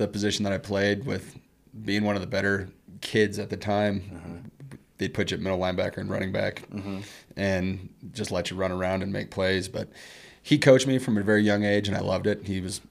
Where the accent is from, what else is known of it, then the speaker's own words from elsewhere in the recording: Arvada, Colorado, United States; Denver, Colorado, a little suburb, Arvada, Colorado.